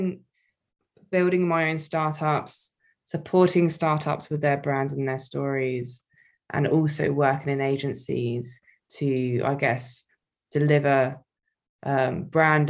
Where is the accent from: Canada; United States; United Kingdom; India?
United Kingdom; Wokingham, South East England; a local marketing agency in my hometown, Wokingham